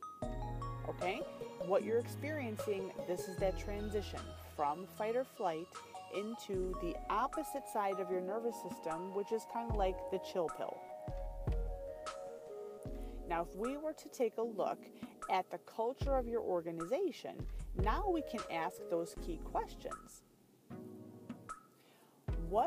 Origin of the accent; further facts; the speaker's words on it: California, United States; I was born in that state.